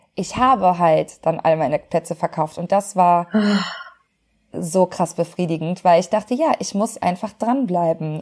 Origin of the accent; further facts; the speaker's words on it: Cologne, North Rhine-Westphalia, Germany; als Kölsche Frohnatur